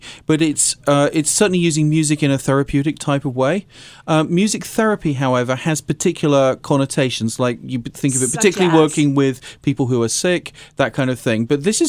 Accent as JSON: {"language": "English", "country": "United Kingdom", "said": "I'm actually British."}